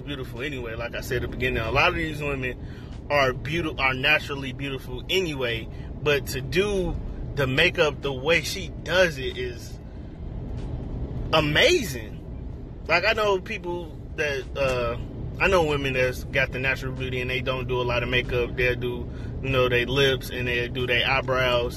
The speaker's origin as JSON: {"language": "English", "town": "Chicago", "region": "Illinois", "country": "United States", "moved": "as an adult", "said": "I'm from Chicago, South Side all day, joined the Navy when I was 20"}